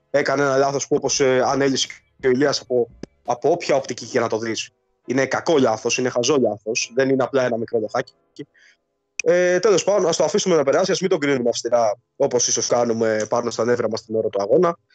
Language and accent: Greek; Pefki, Greece; από ποιο χωριό. Τι σου φαίνεται περίεργο. από το χωριό τη Πεύκη.